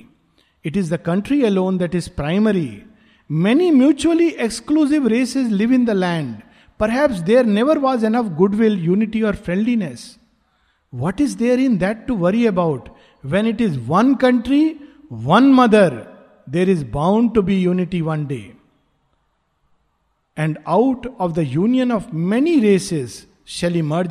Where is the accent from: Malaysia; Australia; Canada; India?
India